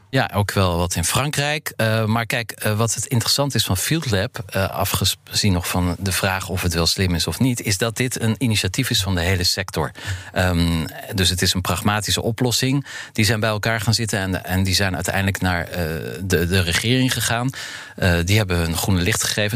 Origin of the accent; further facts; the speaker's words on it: Netherlands; we misschien niet eens meedoen als Nederlanders